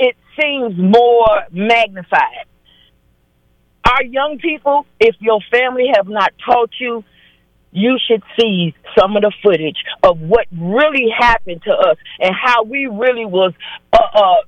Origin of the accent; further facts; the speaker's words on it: Chicago, Illinois, United States; I'm from Chicago, West Side, K-Town